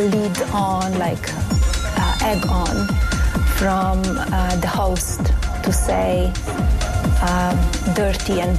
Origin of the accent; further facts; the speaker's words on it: Netherlands; We zijn als Nederlanders ook wel een mooie groep.